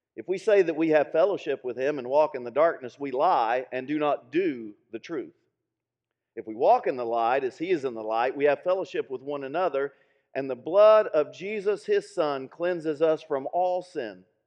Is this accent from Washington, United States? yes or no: no; Middlesboro, Kentucky, United States; my hometown, Middlesboro